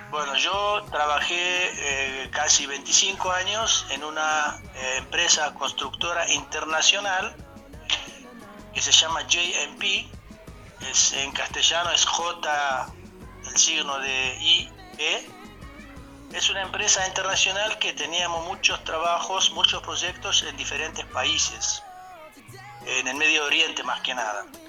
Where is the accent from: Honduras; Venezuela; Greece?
Greece; moved away as an adult; now in Argentina; yo soy griego